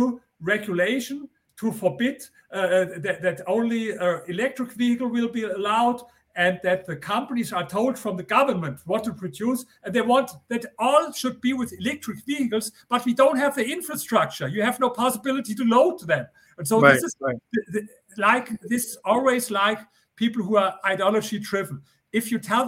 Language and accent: English; Germany; accent: German; English is a second language; I come from Germany.